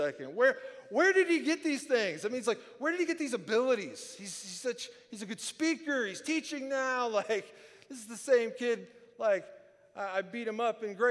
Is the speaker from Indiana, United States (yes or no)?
yes; Monroe City, Indiana, United States; moved away; we grew up in Monroe City, Indiana.